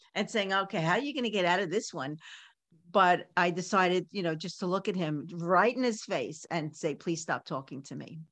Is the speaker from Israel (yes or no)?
no; New York City, New York, United States; I grew up in Coney Island